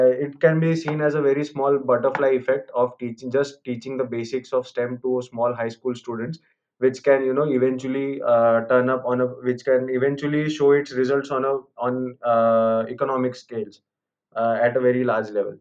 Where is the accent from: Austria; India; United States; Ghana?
India; I'm from India